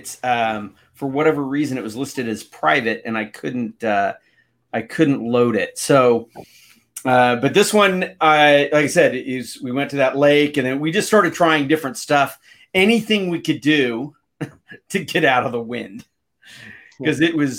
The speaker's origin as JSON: {"language": "English", "town": "San Diego", "region": "California", "country": "United States", "said": "I'm from San Diego, where it just doesn't, doesn't get that cold."}